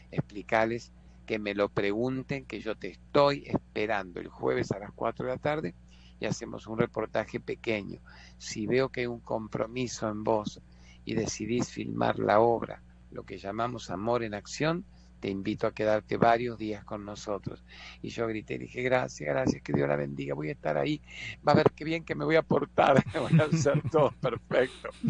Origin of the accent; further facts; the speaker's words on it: Argentina; disculpe, soy un periodista argentino